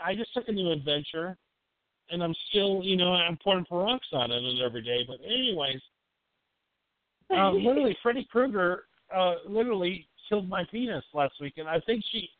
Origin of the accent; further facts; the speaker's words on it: Leeds, Yorkshire and the Humber, United Kingdom; also born or lived in Madison, Wisconsin / Texas; now in United States; I grew up in Leeds, London, United Kingdom, moved to Madison, Wisconsin. Become, you know, I came a Wisconsin guy, you know.